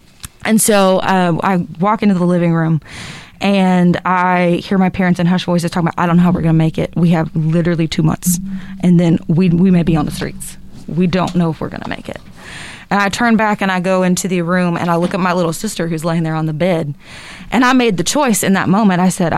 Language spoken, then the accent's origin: English; North Carolina, United States; I grew up in North Carolina, actually. I was a beach girl.